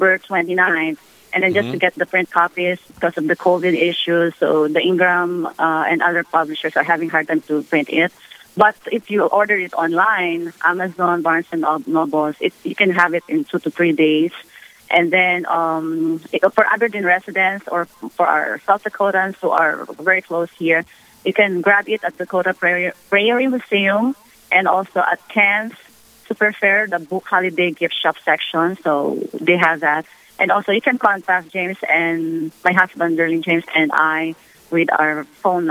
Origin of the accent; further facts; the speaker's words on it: Philippines; now in United States; I'm originally from the Philippines